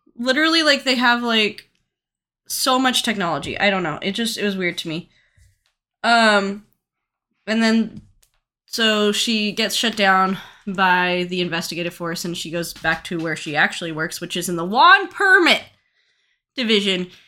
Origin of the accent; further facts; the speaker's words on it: United States; as an American